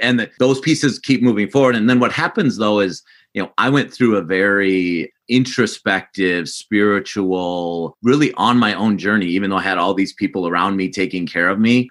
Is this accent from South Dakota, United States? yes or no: yes; South Dakota, United States; I grew up in South Dakota as well.